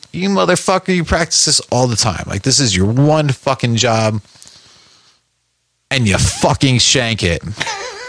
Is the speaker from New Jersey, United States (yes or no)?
yes; West Orange, New Jersey, United States; I'm from Jersey